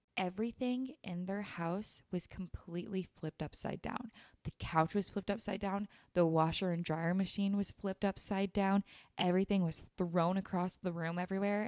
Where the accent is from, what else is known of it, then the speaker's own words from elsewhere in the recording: Utah, United States; I grew up in Utah